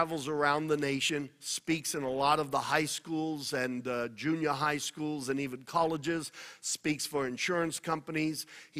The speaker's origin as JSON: {"language": "English", "region": "New York", "country": "United States", "tie": "born or raised there", "said": "We both grew up in New York. We're both from Italian background, Italian descent."}